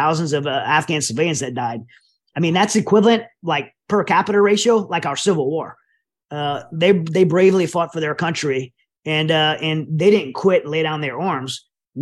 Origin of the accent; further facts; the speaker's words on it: United States; as an American